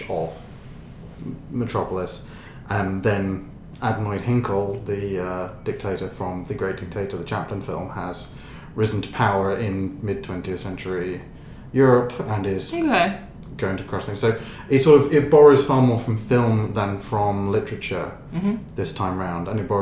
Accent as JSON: {"language": "English", "country": "Ireland", "said": "we're Irish"}